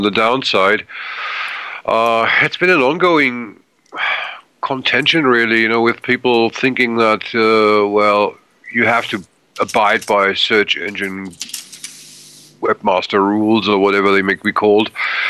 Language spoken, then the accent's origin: English; Germany; English is a second language; also born or lived in Middle East / Africa / Asia; I'm a German citizen. I grew up in Middle East, Africa, and Asia, so English is more or less my second language.